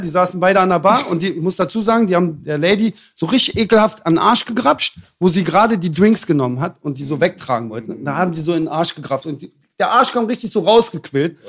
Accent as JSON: {"language": "German", "region": "Berlin", "country": "Germany", "said": "ich als Berliner"}